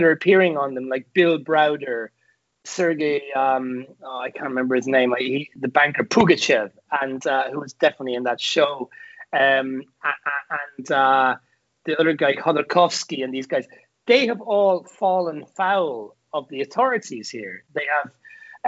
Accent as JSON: {"language": "English", "town": "Carlow", "region": "Leinster", "country": "Ireland", "tie": "born or raised there", "said": "in Carlo, my hometown"}